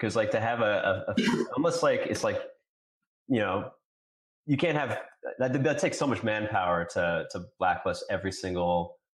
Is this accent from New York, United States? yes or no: yes; New York, United States; I grew up in New York. I was in New York during the election.